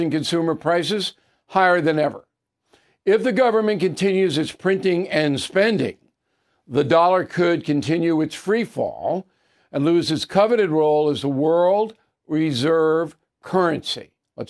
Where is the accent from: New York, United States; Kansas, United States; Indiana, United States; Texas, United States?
New York, United States; Levittown; when I was a kid growing up in Levittown, Long Island, New York